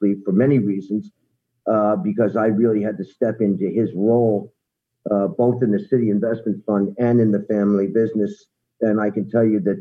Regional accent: New York City, New York, United States; The Riverdale section of the Bronx

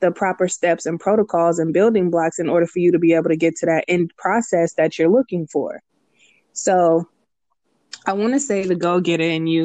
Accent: Richmond, California, United States; now in San Leandro, United States; Leandro, but I'm from Richmond.

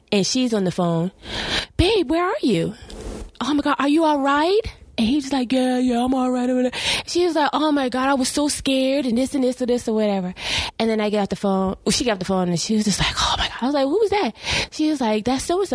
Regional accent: South Carolina, United States; we're both from South Carolina

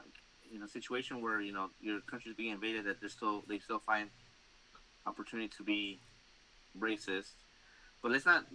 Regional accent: United States; as an American

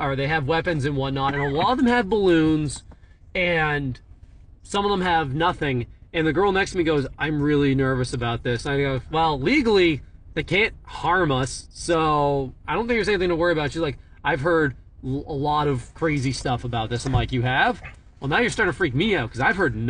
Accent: New Hampshire, United States; I'm from New Hampshire

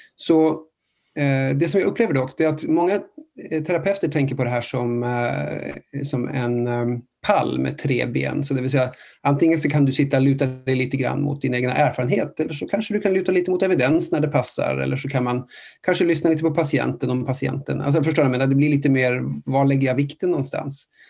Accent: Norway; moved away; jag är från, från, från Norge

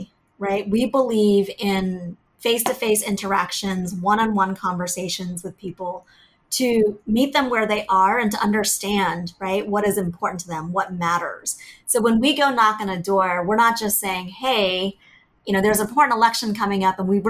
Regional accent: Virginia, United States; also born or lived in Vietnam; we settled in Virginia. And growing up in Virginia in the 80s

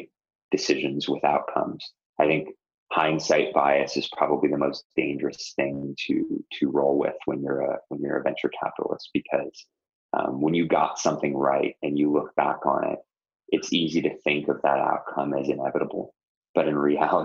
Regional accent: Toronto, Ontario, Canada; moved away; Toronto, which is my hometown

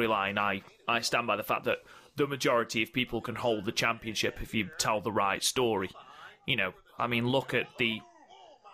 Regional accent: England, United Kingdom; accent: generic English accent; I'm English

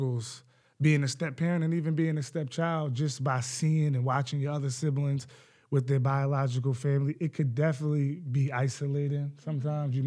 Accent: Westchester, New York, United States; I'm from Westchester

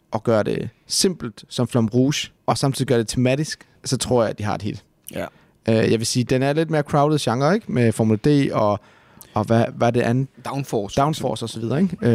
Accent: Southern Jutland, Southern Denmark, Denmark; Jeg er jo halv tysker og mm, halv nordjyde. og vokset op i Sønderjylland.

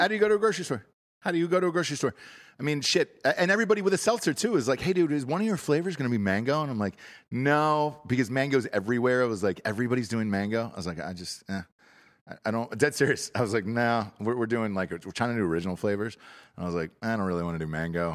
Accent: Georgia, United States; moved away; I'm from Georgia originally. Same thing growing up

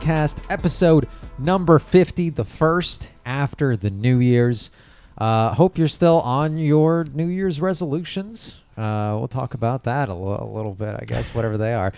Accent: New Jersey, United States; accent: Jersey; my Jersey accent

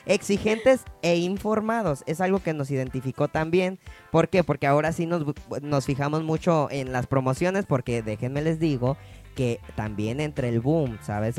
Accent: Mexico City, Mexico; yo soy de Ciudad de México, originario, ah, originario de allá

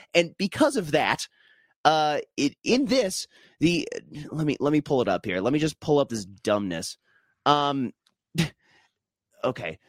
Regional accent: Minnesota, United States; as a Minnesotan

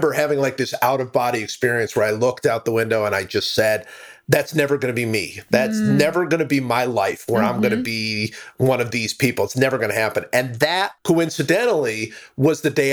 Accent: Cleveland, Ohio, United States; now in Charlotte, United States; I grew up in Cleveland.

